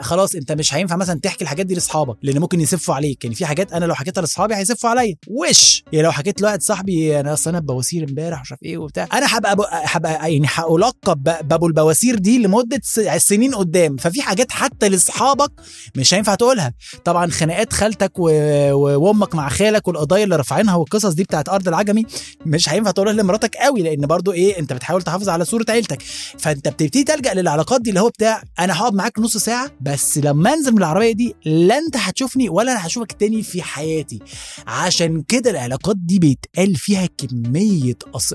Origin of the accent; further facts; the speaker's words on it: Alexandria Governorate, Egypt; جوانا كمصريين